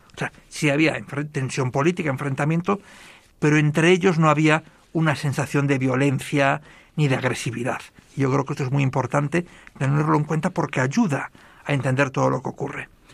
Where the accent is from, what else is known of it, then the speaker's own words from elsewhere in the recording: Galicia, Spain; yo soy gallego